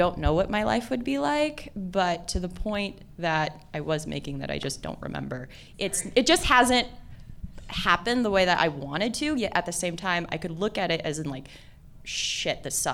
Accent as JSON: {"language": "English", "region": "West Coast", "country": "United States", "moved": "yes", "lives_now": "Boise, United States", "said": "I'm from the West Coast"}